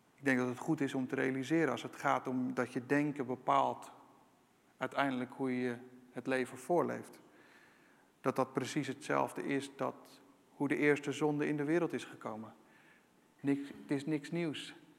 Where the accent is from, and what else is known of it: Netherlands